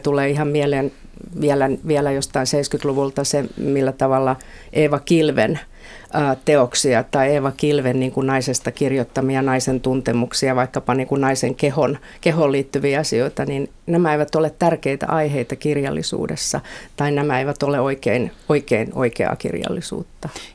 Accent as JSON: {"language": "Finnish", "town": "Helsinki", "region": "Uusimaa", "country": "Finland", "said": "Kalliosta olen kotoisin"}